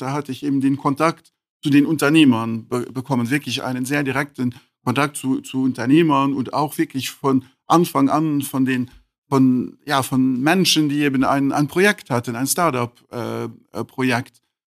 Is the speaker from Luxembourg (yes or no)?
yes; Luxembourg; in Luxemburg geboren, aber mit, äh, mit, auch mit Familie in Portugal und in Brasilien.